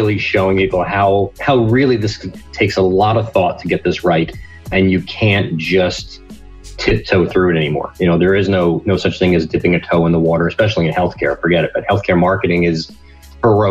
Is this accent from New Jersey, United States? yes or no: yes; New Jersey, United States; I'm from New Jersey